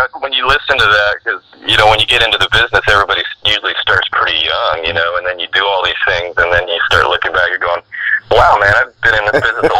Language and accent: English; Sacramento, California, United States; also born or lived in Maryland; My dad was in the Air Force, so I was born in Maryland, and then we lived in Sacramento when I was a kid